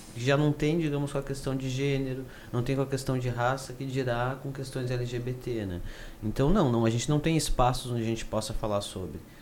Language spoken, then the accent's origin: Portuguese; Carazinho, Rio Grande do Sul, Brazil; now in Porto Alegre, Brazil; moro em Porto Alegre, mas sou do interior, sou de Carazinho